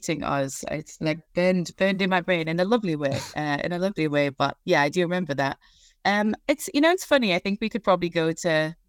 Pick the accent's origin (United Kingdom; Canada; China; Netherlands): United Kingdom; Newcastle, North East England; I'm from Newcastle, hence the sort of twang of an accent.